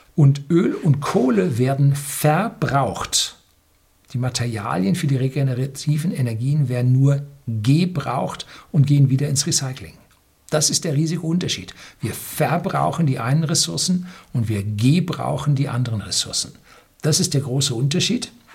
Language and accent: German; Germany; bei uns in Deutschland